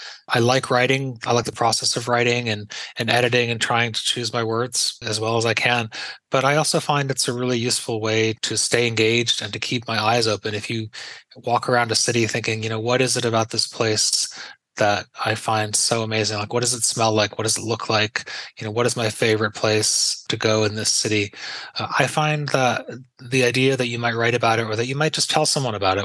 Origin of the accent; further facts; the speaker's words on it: Pittsfield, Massachusetts, United States; moved away; my hometown of Pittsfield